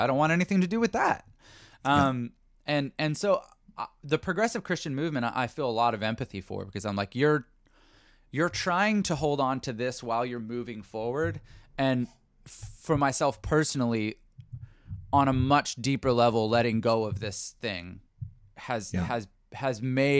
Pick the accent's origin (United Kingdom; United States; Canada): Canada; I'm Canadian, it's a strange one. The gun thing in the US is very strange to me. But I also try to recognize that as a Canadian, there might be cultural things